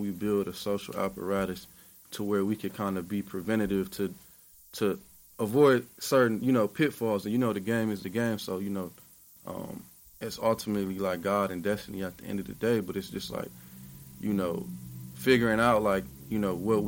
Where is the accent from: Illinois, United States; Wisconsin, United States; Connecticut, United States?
Wisconsin, United States; Milwaukee; I'm from Milwaukee.